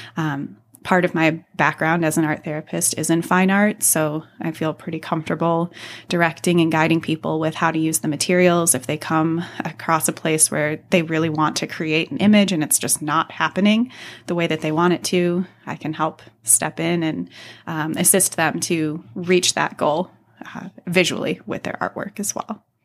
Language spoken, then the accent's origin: English; Northwest suburbs of Chicago, Illinois, United States; born or raised there